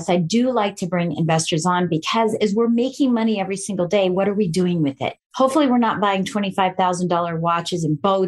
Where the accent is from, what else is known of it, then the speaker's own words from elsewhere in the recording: Colorado Springs, Colorado, United States; I was raised in Colorado Springs, Colorado